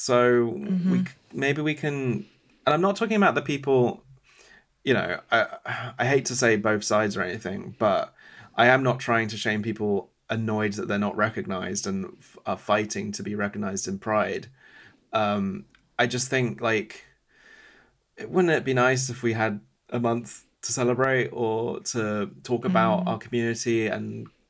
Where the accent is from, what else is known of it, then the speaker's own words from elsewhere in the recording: Glastonbury, South West England, United Kingdom; And I grew up in Glastonbury.